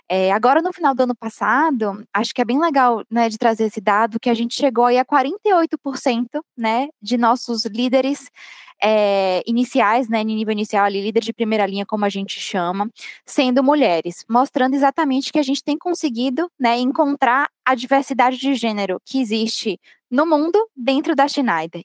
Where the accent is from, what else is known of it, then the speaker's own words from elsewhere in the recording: Bahia, Brazil; accent: Bahian; sou baiana, vocês devem ter percebido pelo meu sotaque